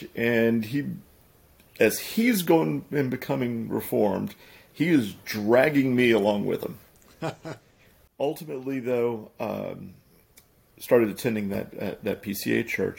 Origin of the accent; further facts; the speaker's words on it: South Louisiana, United States; now in Monroe, United States; I'm from Louisiana. I was actually from South Louisiana. I love this area. It's become home for me.